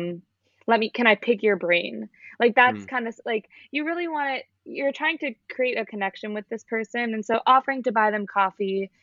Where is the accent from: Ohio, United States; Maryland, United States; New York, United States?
New York, United States; Long Island; moved away as an adult; now in Boston, United States; I'm from Long Island, which is outside of the city